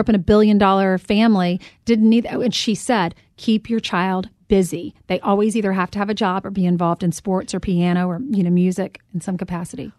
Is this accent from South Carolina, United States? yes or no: yes; South Carolina, United States; moved away as an adult; now in New York City, United States; a girl from South Carolina